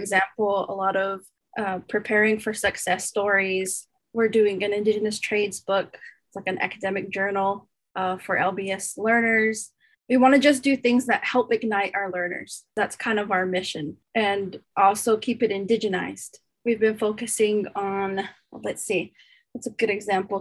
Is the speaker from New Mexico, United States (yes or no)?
yes; Santo Domingo Pueblo, New Mexico, United States; moved away as an adult; now in Canada; I'm come from the Pueblo of Santo Domingo, New Mexico, USA